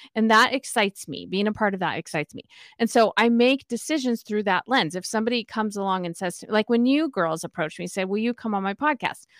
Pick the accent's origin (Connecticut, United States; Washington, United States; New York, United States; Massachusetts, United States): Washington, United States; Spokane; moved away as an adult; also born or lived in Utah / California; I grew up in Spokane, Washington